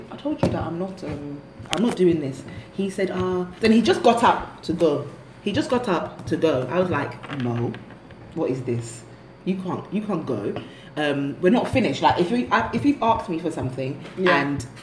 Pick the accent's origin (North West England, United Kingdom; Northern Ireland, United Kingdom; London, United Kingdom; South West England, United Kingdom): London, United Kingdom; now in Lagos, Nigeria; not only am I from Peckham, I'm Jamaican